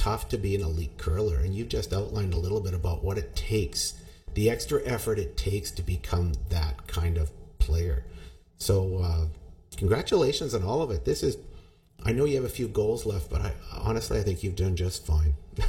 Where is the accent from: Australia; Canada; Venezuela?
Canada; And as Canadian, I'm always because you're one of my students as well.